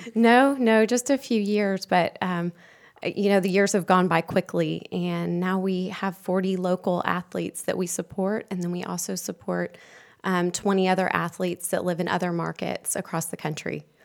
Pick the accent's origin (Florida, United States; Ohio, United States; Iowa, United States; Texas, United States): Texas, United States; Houston; moved away as an adult; now in Charlotte, United States; I'm from Houston, and I moved here a few years ago